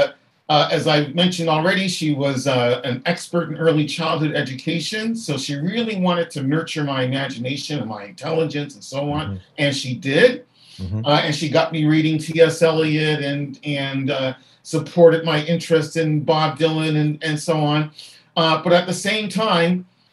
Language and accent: English; Halifax, Nova Scotia, Canada; as a boy growing up in Halifax